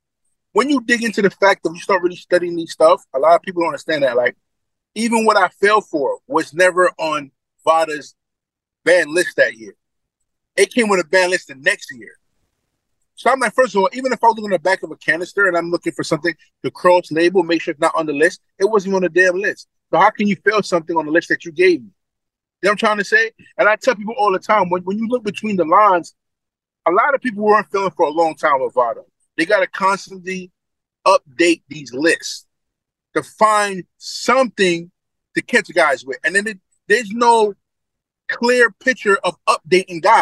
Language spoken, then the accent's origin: English; New York City, New York, United States; I'm from Brooklyn